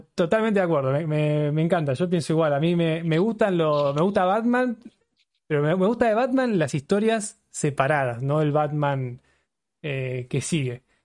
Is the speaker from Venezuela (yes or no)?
no; Buenos Aires, Argentina; yo soy de Buenos Aires